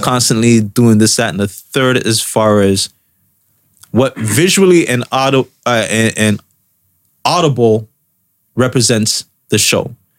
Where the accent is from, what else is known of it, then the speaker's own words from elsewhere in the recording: Canada; us as Canadian citizens